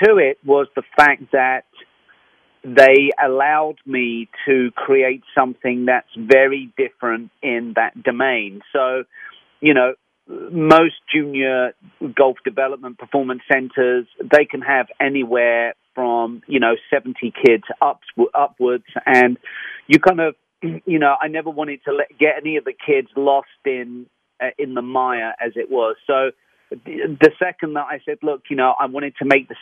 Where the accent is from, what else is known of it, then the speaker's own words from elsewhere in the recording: London, United Kingdom; moved away; I'm from London, England.